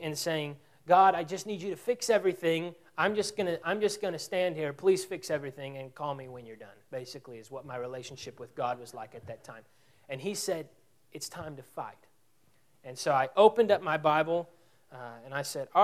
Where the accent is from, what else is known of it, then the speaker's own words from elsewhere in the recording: Abilene, Texas, United States; also born or lived in Skien, Norway; I am from Abilene. And so Abilene is not near as small as Quanah